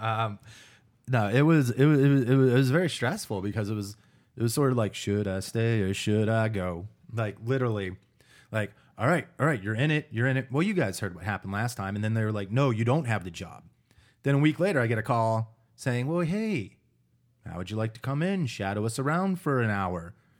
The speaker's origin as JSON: {"language": "English", "country": "United States", "said": "me being an American"}